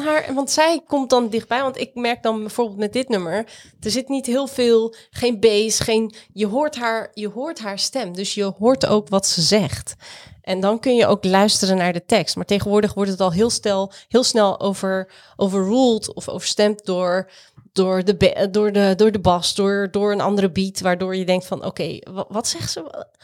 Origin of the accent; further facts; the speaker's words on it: Rotterdam, South Holland, Netherlands; ik ben Rotterdammer